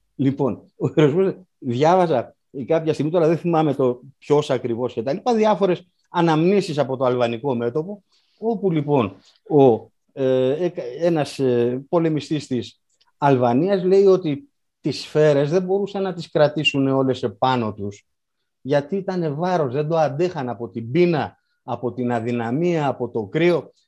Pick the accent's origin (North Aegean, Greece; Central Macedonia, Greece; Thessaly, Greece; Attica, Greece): Thessaly, Greece; Karditsa; η πατρίδα μου η Καρδίτσα